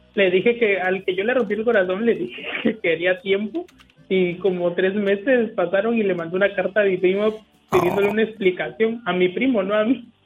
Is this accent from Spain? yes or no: no; Puerto Escondido, Oaxaca, Mexico; soy de Puerto Escondido